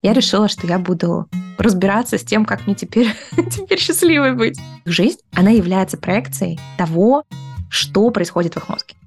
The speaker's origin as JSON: {"language": "Russian", "town": "Balashikha", "region": "Moscow Oblast", "country": "Russia", "tie": "born or raised there", "also_born_or_lived": "near Kyrgyzstan (birthplace)", "moved": "as an adult", "lives_now": "United States", "said": "я детство провела в подмосковной Балашихе"}